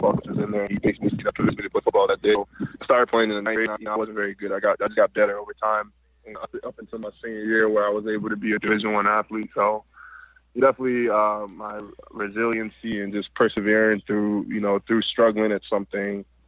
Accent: Washington, District of Columbia, United States; moved away as an adult; also born or lived in Atlanta, Georgia / Nigeria; now in Los Angeles, United States; I was originally from Washington, D.C., and I went to school in Atlanta.

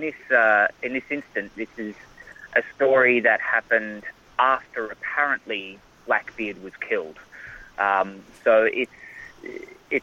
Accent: Australia; accent: Australian; moved away as an adult; also born or lived in Sweden; now in Los Angeles, United States; when we moved to Australia

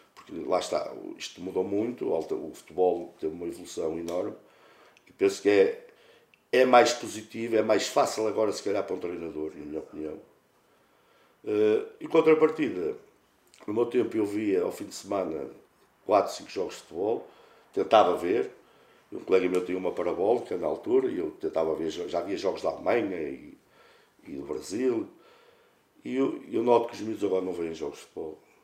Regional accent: Santa Maria de Lamas, Aveiro District, Portugal; moved away as an adult; now in Pedroso, Portugal; sou natural de Santa Maria de Lamas, não resido agora, resido no, em Pedroso

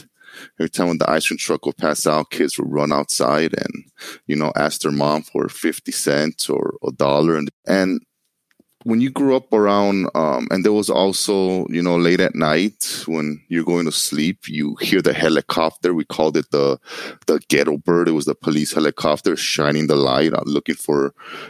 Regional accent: Los Angeles, California, United States; I grew up in Los Angeles, California, in a place called Koreatown.

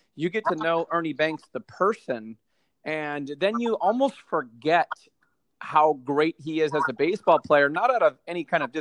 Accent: Southern California, United States; now in Chicago, United States; where I grew up in Southern California

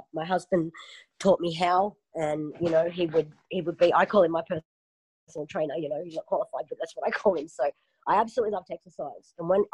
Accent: Surfers Paradise, Queensland, Australia; also born or lived in Melbourne; So I grew up in Surfers Paradise

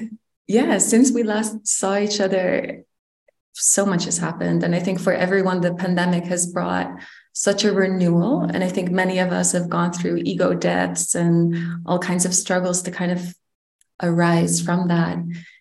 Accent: Netherlands; I am originally from the Netherlands, but I was raised in multiple countries, which is why the way I navigate in life, or let's say my cultural inheritance is quite mixed.

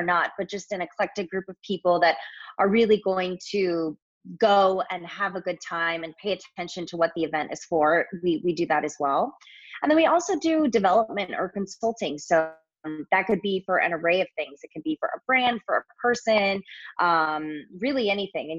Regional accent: Southern California, United States; moved away as an adult; also born or lived in New York; I was born and raised in Southern California, went to college at SC

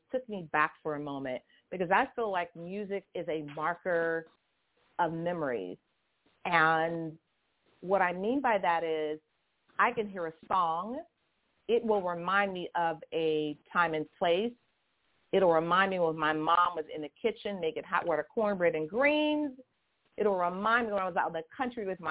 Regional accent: Boston, Massachusetts, United States; I'm from Boston

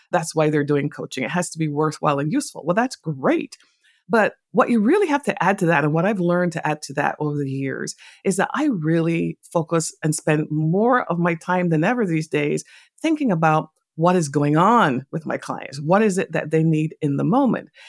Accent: Barbados; moved away; also born or lived in England; I was born in England, but I grew up in a Caribbean island called Barbados

